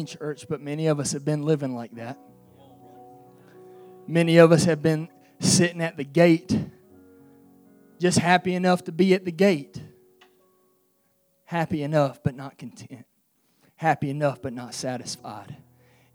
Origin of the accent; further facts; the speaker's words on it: United States; I'm an American citizen